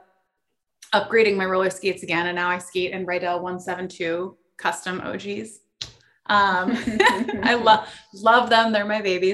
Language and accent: English; South Florida, United States; moved away as an adult; also born or lived in East Coast; now in San Diego, United States; I grew up in South Florida